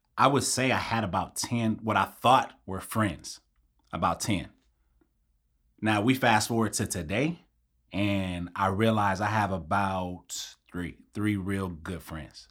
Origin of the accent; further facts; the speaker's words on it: Long Beach, California, United States; I grew up in Long Beach, born and raised.